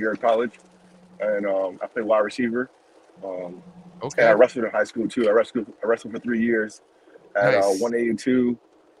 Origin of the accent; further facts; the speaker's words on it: Rhode Island, United States; moved away; I come from New England, Rhode Island